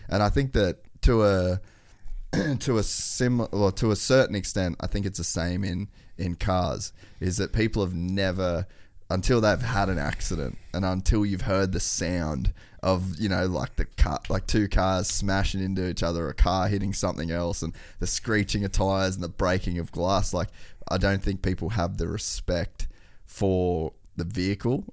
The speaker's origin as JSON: {"language": "English", "town": "Cairns", "region": "Queensland", "country": "Australia", "tie": "born or raised there", "said": "when I was a kid, we grew up in Cairns"}